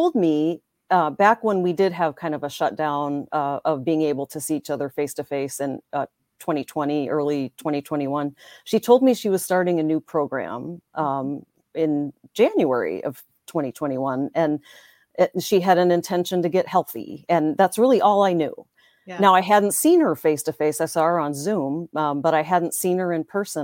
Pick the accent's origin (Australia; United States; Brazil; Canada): United States; Northwest Indiana; moved away as an adult; now in Green Bay, United States; I grew up in Northwest Indiana, just south of Chicago. I live in Green Bay, Wisconsin, where I met my husband